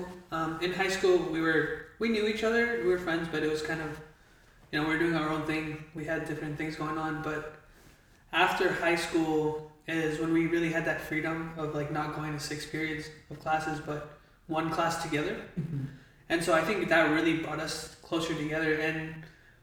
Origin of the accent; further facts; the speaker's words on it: Fremont, California, United States; growing up in Fremont